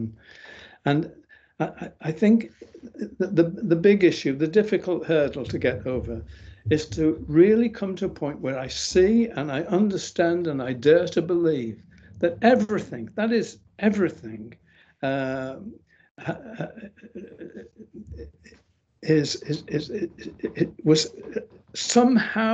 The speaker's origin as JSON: {"language": "English", "region": "England", "country": "United Kingdom", "said": "I'm from England"}